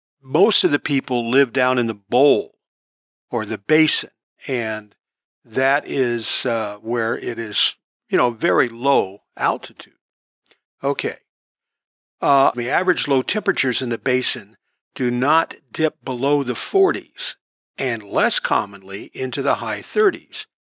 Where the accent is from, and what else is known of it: Long Beach, California, United States; born or raised there